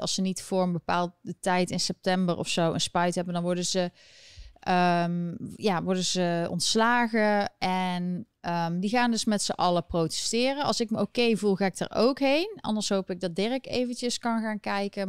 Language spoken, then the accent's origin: Dutch; Eindhoven, North Brabant, Netherlands; now in New York City, United States; Ik kom natuurlijk uit Eindhoven